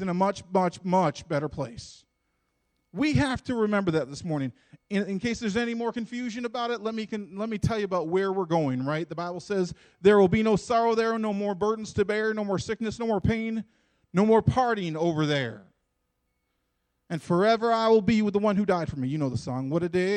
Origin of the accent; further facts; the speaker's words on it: United States; I'm an American. We're proud to be Americans, and we love being Americans